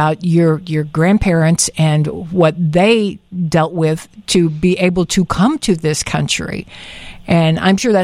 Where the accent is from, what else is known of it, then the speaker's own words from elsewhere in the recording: Chicago, Illinois, United States; we're a mixed marriage, South Side guy, North Side girl